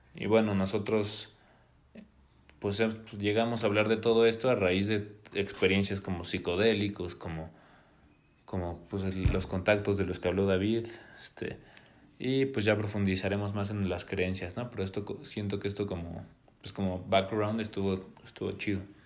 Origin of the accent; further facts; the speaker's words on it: Puebla, Mexico; also born or lived in Mexico City; vivimos en Puebla